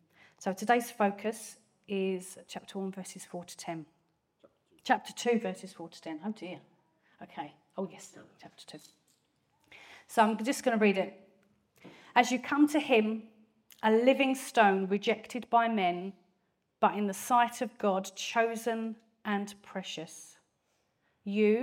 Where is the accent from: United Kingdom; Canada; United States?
United Kingdom; Grays, East of England; accent: strong Essex accent; Born and raised in Grays, Thurrock, Essex. I haven't moved very far.